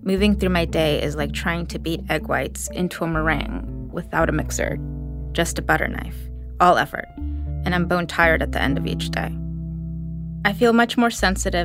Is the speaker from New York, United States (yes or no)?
yes; New York, United States; I grew up in New York under Giuliani